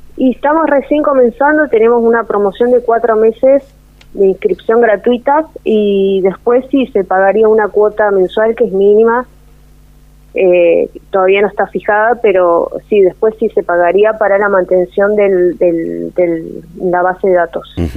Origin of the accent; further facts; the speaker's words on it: Río Gallegos, Santa Cruz, Argentina; now in Perito Moreno, Argentina; nacida en Río Gallegos